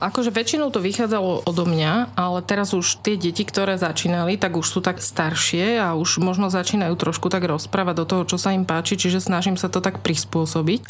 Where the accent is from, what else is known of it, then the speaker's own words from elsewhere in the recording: Trnava, Trnava Region, Slovakia; ja som vyrastala, narodila som sa v Trnave a tu pôsobím.